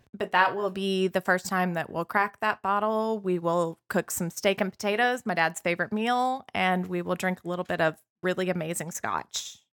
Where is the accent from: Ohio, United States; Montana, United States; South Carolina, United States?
Montana, United States; Butte; I'm from Butte, Montana.